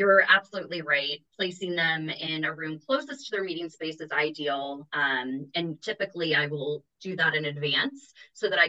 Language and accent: English; the South, United States; accent: Southern; now in San Diego, United States; I've been trying to hide my Southern accent